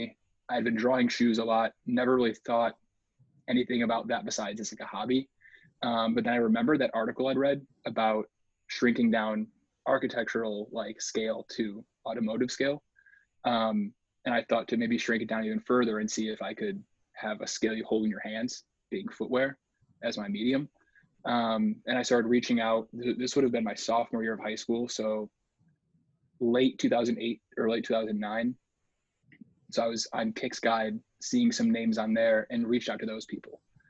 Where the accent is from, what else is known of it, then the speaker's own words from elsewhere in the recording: Illinois, United States; Illinois is the answer to all those things. I didn't really do a whole lot as far as like leaving Illinois until college. No, actually midway through college.